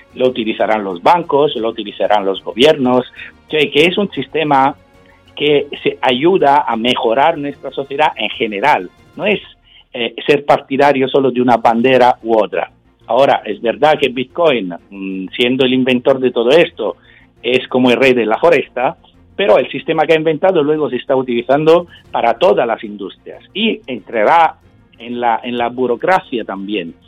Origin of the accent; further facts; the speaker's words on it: Sicily, Italy; Spanish is a second language; yo, que vengo de Sicilia